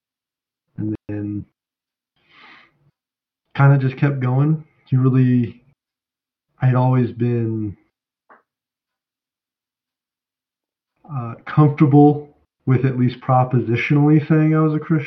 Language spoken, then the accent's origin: English; Colorado Springs, Colorado, United States; I'm from Colorado Springs